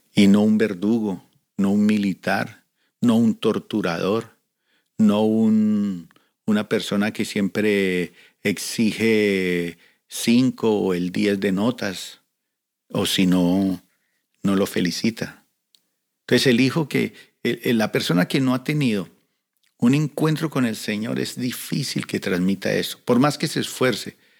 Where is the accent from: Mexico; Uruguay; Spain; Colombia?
Colombia; now in Cali, Colombia; llegamos de diferentes lugares de Colombia y conformamos un equipo evangelístico. Y llegamos a la ciudad de Cali